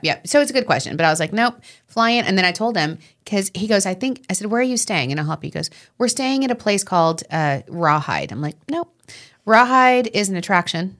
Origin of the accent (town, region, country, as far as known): Long Island, New York, United States